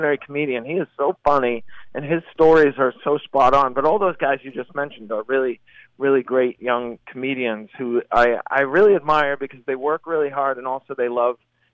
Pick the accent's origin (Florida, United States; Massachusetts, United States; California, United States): Massachusetts, United States; my hometown, actually, of Massachusetts